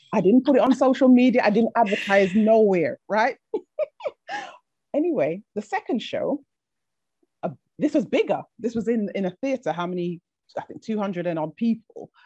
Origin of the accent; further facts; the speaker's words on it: England, United Kingdom; also born or lived in Jamaica; I was sent from the Caribbean to be raised in England by a family member